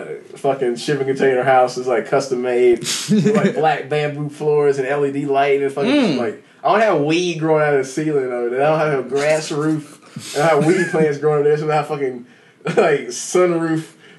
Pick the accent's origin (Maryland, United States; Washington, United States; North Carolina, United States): North Carolina, United States; Yeah, I live here the whole time, like Mevin.